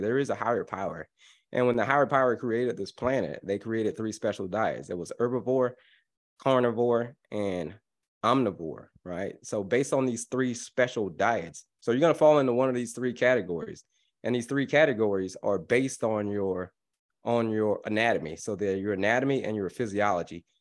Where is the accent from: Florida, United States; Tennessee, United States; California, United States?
Florida, United States; I grew up in Florida